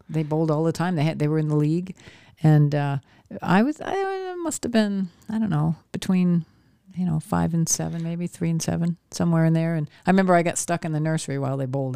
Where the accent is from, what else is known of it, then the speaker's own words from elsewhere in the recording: Maine, United States; I grew up in Maine